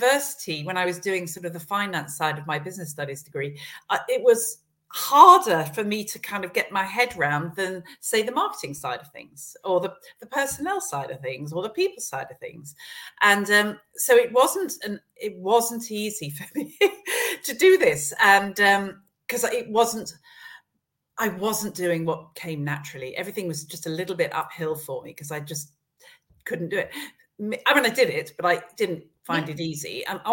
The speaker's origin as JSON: {"language": "English", "town": "Esher", "region": "South East England", "country": "United Kingdom", "tie": "born or raised there", "also_born_or_lived": "London", "said": "I grew up around Esher, around Kingston, and was away at boarding school"}